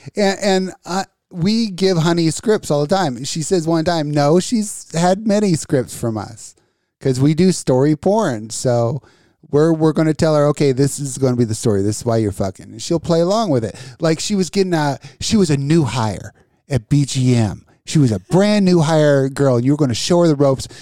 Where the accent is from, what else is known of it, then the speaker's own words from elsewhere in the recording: Las Vegas, Nevada, United States; now in Danville, United States; I grew up in Vegas